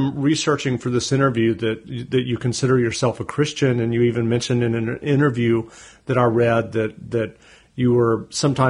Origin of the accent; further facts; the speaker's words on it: the South, United States; I grew up in the South, and I'm kind of a recovering Baptist